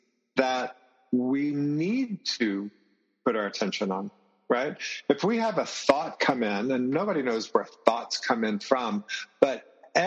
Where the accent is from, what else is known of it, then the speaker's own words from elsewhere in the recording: the South, United States; now in Merida, Mexico; I grew up in the South.